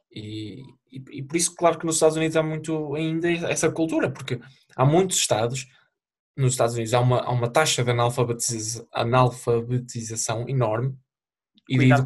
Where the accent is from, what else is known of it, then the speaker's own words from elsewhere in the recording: Portugal; moved away; sou português